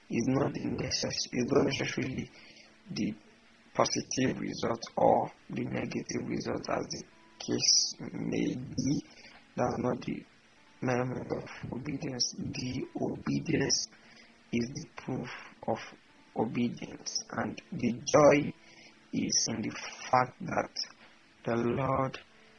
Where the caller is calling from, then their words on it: Ibadan, Oyo, Nigeria; I'm recording from Nigeria. I'm in Ibadan, to be precise